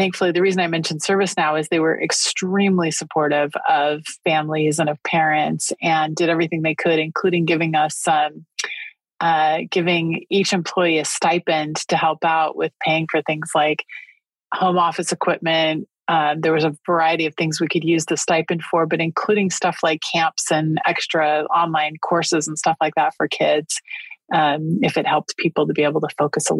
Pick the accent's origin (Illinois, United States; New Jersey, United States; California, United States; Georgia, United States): California, United States; Northern; moved away as an adult; also born or lived in Japan; now in San Diego, United States; I grew up in Northern California